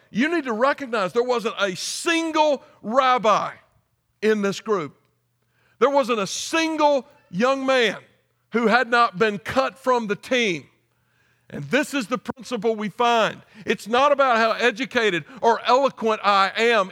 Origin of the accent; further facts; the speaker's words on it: United States; moved away; I just started teaching a philosophy and worldview class at Anderson University in my home state